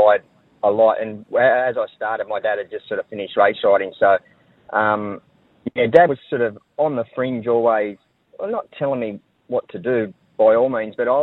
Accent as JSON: {"language": "English", "town": "Wingham", "region": "New South Wales", "country": "Australia", "tie": "born or raised there", "said": "I grew up in Wingham"}